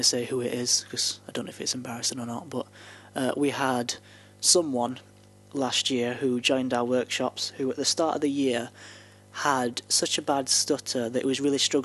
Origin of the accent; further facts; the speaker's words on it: the north of England, United Kingdom; accent: broadly northern; you can hear my accent now, and I'm still pretty broadly northern.